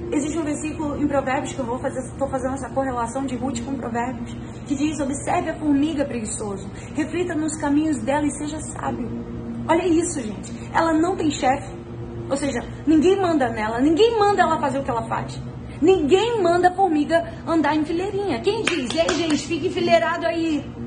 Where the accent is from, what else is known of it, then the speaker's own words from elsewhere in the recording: Rio de Janeiro, Brazil; moved away; Eu e meu marido, nós viemos de Bangu, meus, nossos pais moram lá